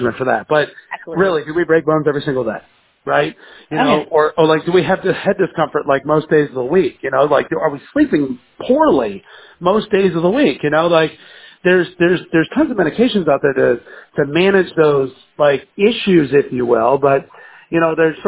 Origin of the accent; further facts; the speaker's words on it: the South, United States; we're from the South